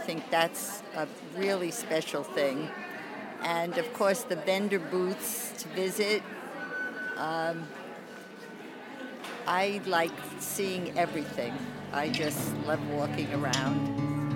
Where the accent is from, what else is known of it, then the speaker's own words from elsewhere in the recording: Pawling, New York, United States; I'm from Pawling, New York